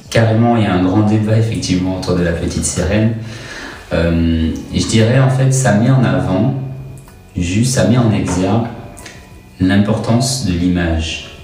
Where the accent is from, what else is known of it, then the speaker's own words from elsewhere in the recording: Martinique; now in Montpellier, France; je viens de Martinique